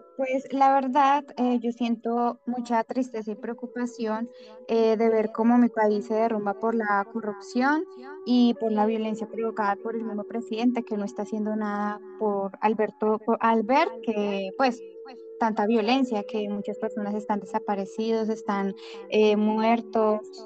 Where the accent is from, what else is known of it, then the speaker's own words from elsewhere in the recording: Colombia; nosotros como colombianos